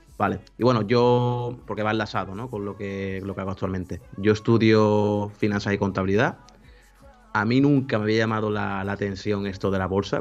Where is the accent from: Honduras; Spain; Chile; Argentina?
Spain; Seville, Andalusia; Yo soy de España, Sevilla